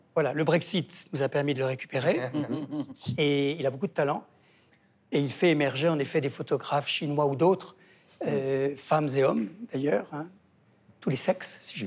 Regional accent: Angers, Pays de la Loire, France; also born or lived in Saumur; now in Paris, France; J'ai grandi à Saumur et Angers.

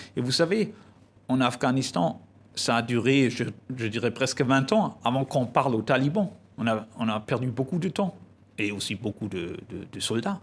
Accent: Germany; chez nous en Allemagne

